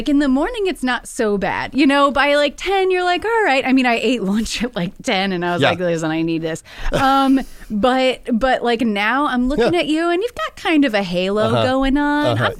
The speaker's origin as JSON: {"language": "English", "area": "Wells County", "region": "Indiana", "country": "United States", "tie": "born or raised there", "said": "I grew up in Wells County."}